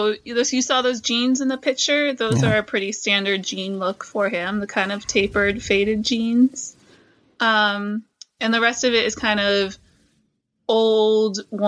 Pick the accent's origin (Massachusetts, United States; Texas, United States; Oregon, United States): Massachusetts, United States; We're both from Massachusetts originally.